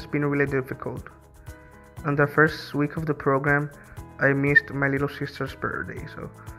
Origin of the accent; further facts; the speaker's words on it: Nicaragua; I'm from Nicaragua. I'm 16 years old.